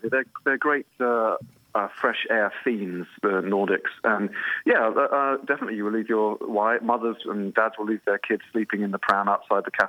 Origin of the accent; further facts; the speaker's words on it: London, United Kingdom; moved away as an adult; also born or lived in Copenhagen / Paris; I came from London in the middle of the 90s, which I'm out, uh, you know, biting there. And I came to what felt a bit like a provincial city, Copenhagen.